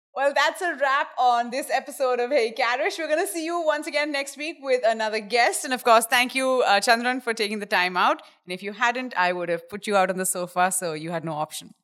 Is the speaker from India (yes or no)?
yes; India; we come from India